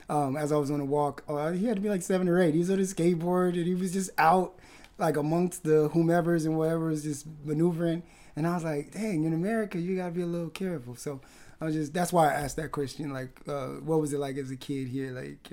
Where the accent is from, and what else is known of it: Palm Springs, California, United States; born or raised there; also born or lived in Wisconsin / Los Angeles; now in Vancouver, Canada